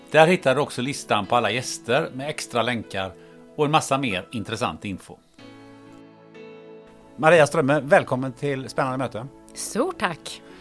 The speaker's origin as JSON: {"language": "Swedish", "town": "Gothenburg", "region": "Västra Götaland", "country": "Sweden", "said": "Men jag är ju från Göteborg"}